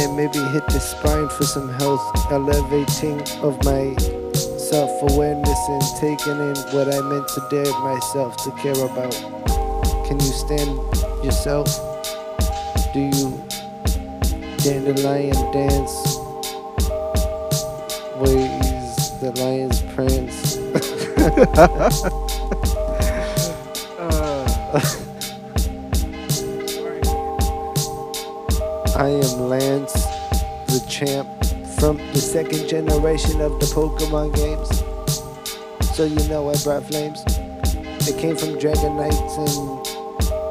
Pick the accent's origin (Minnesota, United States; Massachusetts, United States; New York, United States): Massachusetts, United States; Boston; I'm from Boston